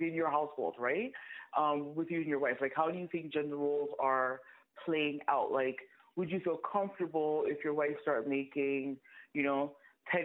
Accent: Canada; I'm Canadian

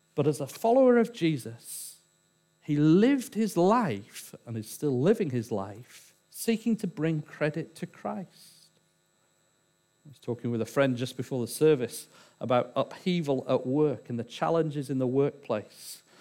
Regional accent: England, United Kingdom; I'm English

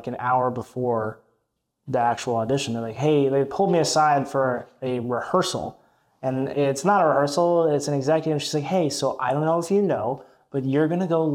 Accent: Tennessee, United States; also born or lived in Michigan; I was born in Michigan, but when I was like three, moved down to Tennessee. I grew up there. I was raised there

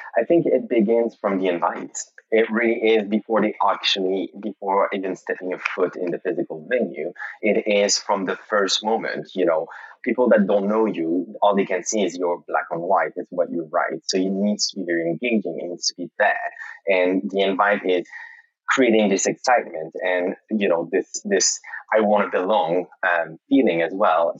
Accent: Montreal, Quebec, Canada; moved away as an adult; now in London, United Kingdom; I'm originally from Montreal, Canada, and I moved to London in 2010

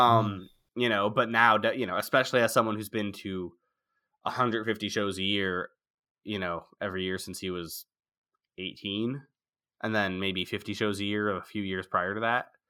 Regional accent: outside of Philadelphia, Pennsylvania, United States; moved away; also born or lived in France; I was born in France, but then I grew up outside of Philadelphia

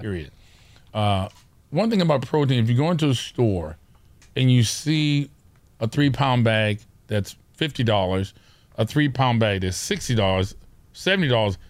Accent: Orange County, California, United States; we're from Orange County. Those of you who don't know where that is, it's, it's, it's suburbia

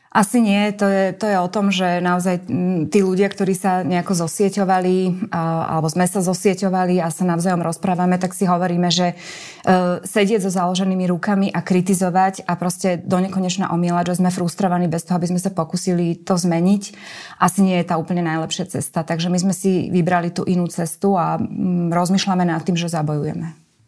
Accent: Slovakia; moved away; keď ste zo Slovenska

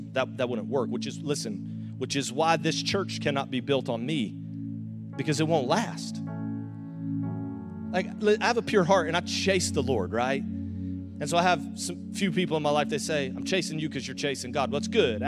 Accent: the South, United States; accent: Southern; now in St. Augustine, United States; I'm from the South

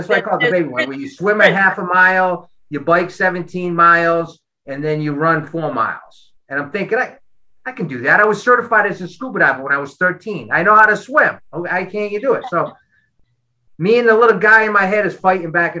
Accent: Boston, Massachusetts, United States; moved away as an adult; now in Los Angeles, United States; I'm from Boston, where we park our car and have a yard

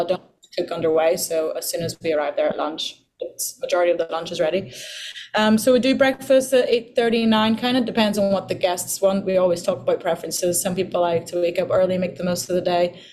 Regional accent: Ireland; also born or lived in Portugal; now in Bahamas; when we moved to Ireland

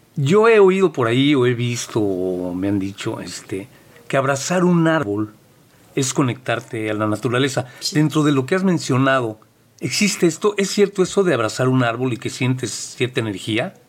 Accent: Mexico City, Mexico; yo que soy de la Ciudad de México, cemento por todos lados, edificio, todo, no teníamos mucho contacto con, con como dices tú, la naturaleza, era muy difícil por el lugar donde yo vivía.

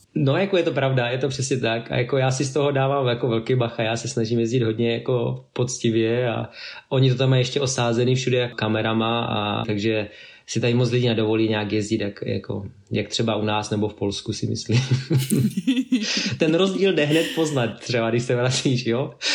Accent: Czechia; now in Norway; jako takový klasický Čecháček, jo. Mám český značky a prostě jezdím tady.

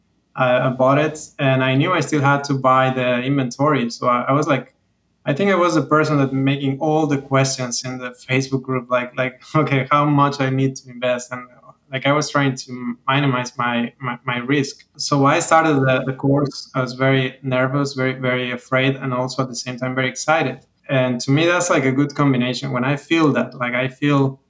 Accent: Mexico; moved away as an adult; also born or lived in Veracruz, Mexico / Mexico City, Mexico; now in Miami, United States; I've been living here for the last 5 years, but I'm originally from Mexico.

